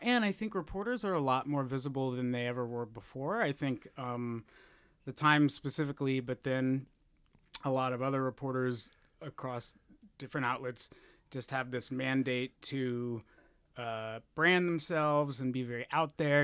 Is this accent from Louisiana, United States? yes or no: no; Texas, United States; moved away as an adult; also born or lived in Florida; now in San Francisco, United States; I was born in Florida, of all places, and then I grew up in Texas, and then I moved here in two thousand four